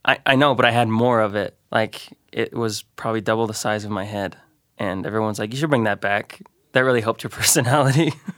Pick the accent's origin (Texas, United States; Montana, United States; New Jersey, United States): Montana, United States; Great Falls; moved away as an adult; now in Missoula, United States; I grew up in Great Falls, Montana.